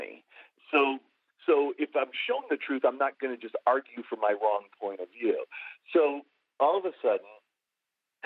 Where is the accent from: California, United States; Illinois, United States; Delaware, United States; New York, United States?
New York, United States; Buffalo; I grew up in Buffalo